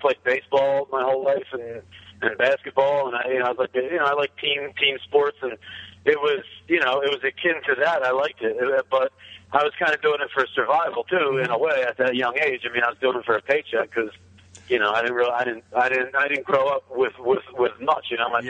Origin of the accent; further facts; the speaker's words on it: New Jersey, United States; used to work a split shift in the summer at a restaurant that she worked at for like 30 years, where I grew up in Cape May County, New Jersey.